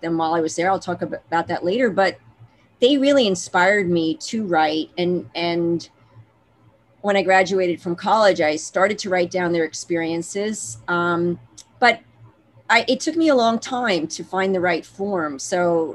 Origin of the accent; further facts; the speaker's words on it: New York City, New York, United States; also born or lived in Massachusetts / Moscow / Boston; I am from New York. I grew up in Queens, New York.